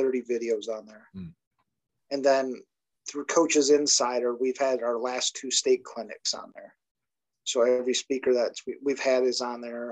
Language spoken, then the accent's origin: English; Monroe, Michigan, United States; also born or lived in Ohio; I'm a graduate of St. Mary Catholic Central High School in Monroe, Michigan. And that's actually where I coach now